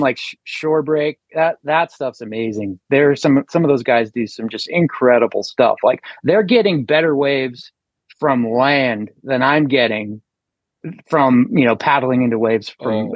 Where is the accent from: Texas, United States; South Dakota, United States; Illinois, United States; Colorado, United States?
Colorado, United States; I grew up in, in Colorado with a hunting family